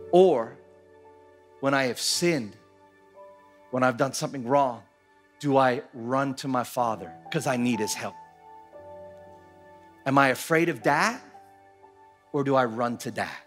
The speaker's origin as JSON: {"language": "English", "country": "Philippines", "tie": "born or raised there", "said": "When I grew up here in the Philippines in the late 80s and the early 90s, a ton, ton of kidnapping."}